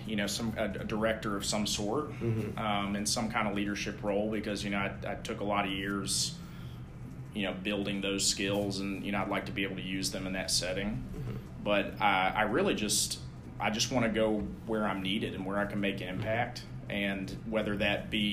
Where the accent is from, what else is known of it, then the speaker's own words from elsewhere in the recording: Knoxville, Tennessee, United States; moved away as an adult; I'm originally from Knoxville